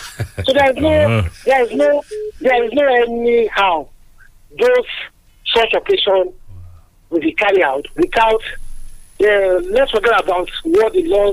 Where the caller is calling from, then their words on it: Abuja, Federal Capital Territory, Nigeria; Okay, I'm calling from Abuja this morning.